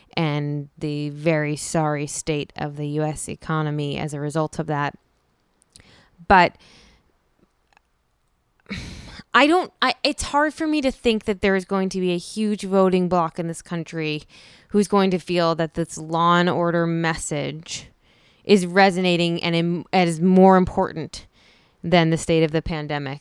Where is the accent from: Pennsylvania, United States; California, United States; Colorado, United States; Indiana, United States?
Pennsylvania, United States; Philadelphia; moved away; I grew up in Philadelphia